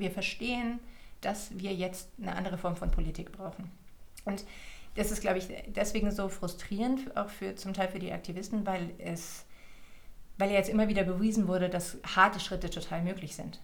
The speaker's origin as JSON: {"language": "German", "country": "Germany", "said": "als Deutsche"}